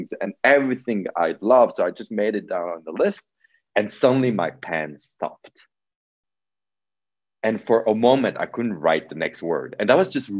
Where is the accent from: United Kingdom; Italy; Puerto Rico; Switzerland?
Switzerland; also born or lived in New York City; I was born in Switzerland from Polish parents. I grew up here